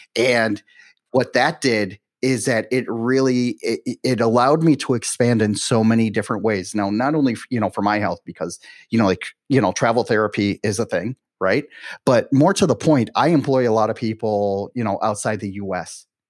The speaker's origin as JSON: {"language": "English", "town": "Milwaukee", "region": "Wisconsin", "country": "United States", "tie": "born or raised there", "moved": "as an adult", "lives_now": "Miami, United States", "said": "growing up in Milwaukee, I couldn't wait to get out of Dodge right and then when i turned 18 i was like you know something that's it i went to you know i went traveling for a little bit i ended up uh, settling in miami"}